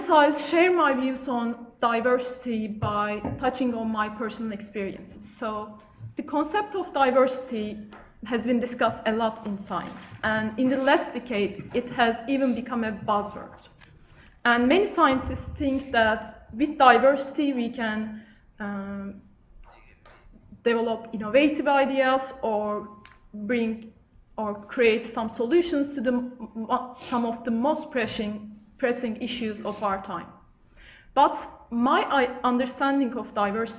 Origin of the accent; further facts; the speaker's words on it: Turkey; first language Turkish; English is a second language; moved away as an adult; also born or lived in United Kingdom; I'm from Turkey where I also did my undergrad studies.